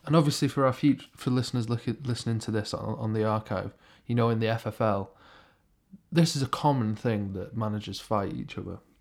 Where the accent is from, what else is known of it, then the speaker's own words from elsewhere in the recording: Stockport, North West England, United Kingdom; I'm from Stockport